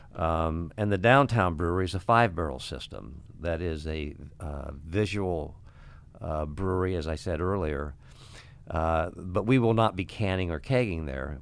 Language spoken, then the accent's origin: English; Ottawa, Illinois, United States; now in Iowa City, United States; I went to Ottawa and, uh, opened up a restaurant bar and wanted to go back to my hometown